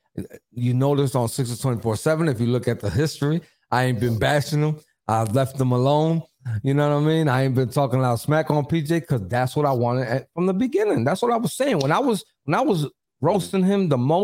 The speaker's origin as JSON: {"language": "English", "town": "Philadelphia", "region": "Pennsylvania", "country": "United States", "said": "I'm from Philly. I come from the slums"}